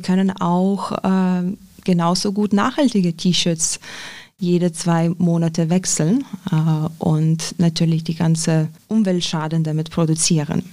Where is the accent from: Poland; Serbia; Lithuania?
Lithuania; German is a second language; now in Germany; ich komme ursprünglich aus Litauen